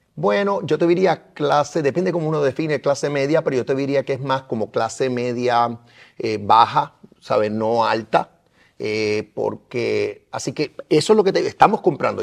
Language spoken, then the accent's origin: Spanish; Puerto Rico; nosotros somos parte de Estados Unidos